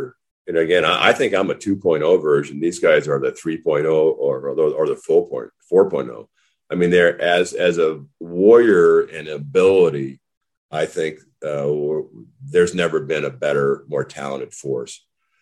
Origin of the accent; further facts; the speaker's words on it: Whitefish, Montana, United States; moved away as an adult; growing up in Whitefish, Montana, you know, little logging town